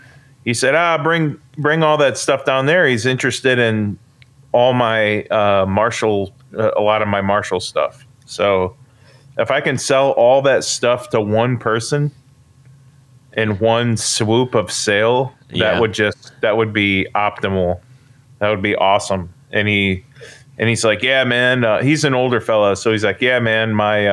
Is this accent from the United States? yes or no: no; Canada; I said about like I'm Canadian, that's funny.